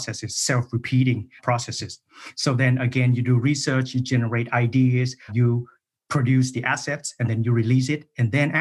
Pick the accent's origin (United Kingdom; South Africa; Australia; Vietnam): Vietnam; moved away as an adult; also born or lived in Germany / Cyprus; in Vietnam, my home country. And then after graduating from that program, I moved to Germany